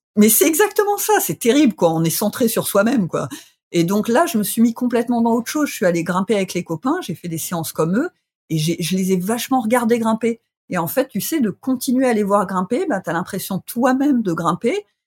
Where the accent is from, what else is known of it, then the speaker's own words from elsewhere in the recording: Bourgogne-Franche-Comté, France; now in Grenoble, France; je, suis originaire du ah, Sossois